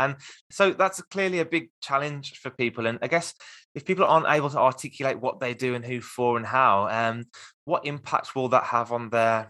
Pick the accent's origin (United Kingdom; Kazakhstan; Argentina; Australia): United Kingdom; Birmingham, West Midlands; accent: Midlands; I'm in Birmingham in the UK, and I've got a very strong Midlands accent